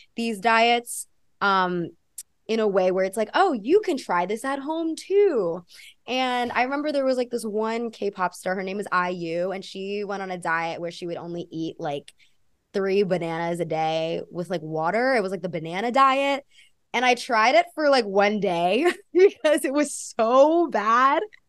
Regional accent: United States; accent: American; also born or lived in Australia; now in New York, United States; I grew up in a very white community too

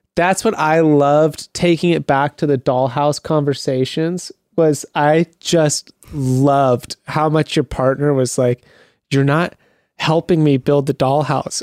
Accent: Mesa, Arizona, United States; moved away; also born or lived in Scottsdale, Arizona; Born in Scottsdale, and then I lived in Mesa, uh, like Apache Junction area.

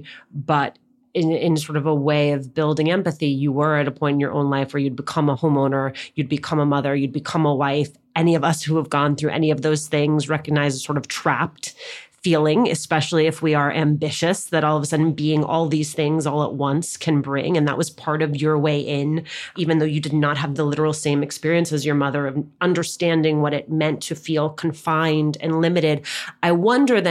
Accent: New Jersey, United States; accent: New Jersey; my New Jersey accent

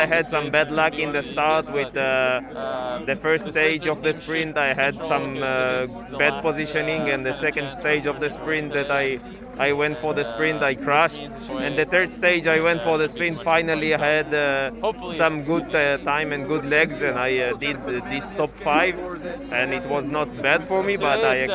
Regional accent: Modi'in, Central District, Israel; I'm from Modi'in. It's a pretty new city.

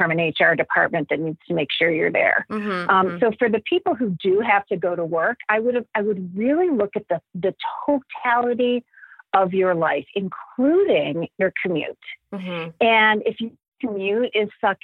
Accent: Cleveland, Ohio, United States; moved away; I grew up in Cleveland and my husband and I, both of our families are back in Cleveland.

